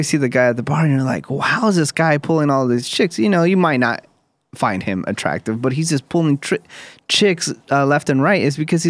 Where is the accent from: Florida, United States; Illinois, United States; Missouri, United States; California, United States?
California, United States; Newark; my hometown of Newark, California.